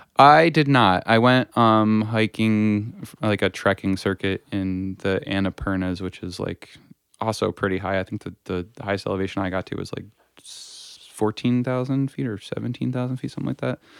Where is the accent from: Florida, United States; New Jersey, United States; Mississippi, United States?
New Jersey, United States; Stillwater; growing up in the North Jersey in Sussex County, um, in Stillwater specifically